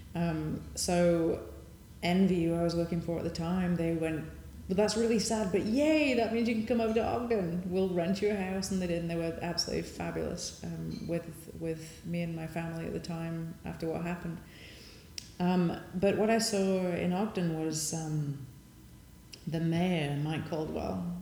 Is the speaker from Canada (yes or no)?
no; Sheffield, Yorkshire and the Humber, United Kingdom; moved away as an adult; now in United States; I came from Sheffield